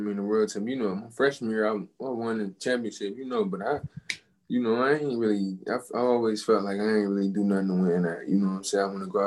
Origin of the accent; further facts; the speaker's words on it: Detroit, Michigan, United States; I root for the Tigers and the Red Wings just because of where I'm from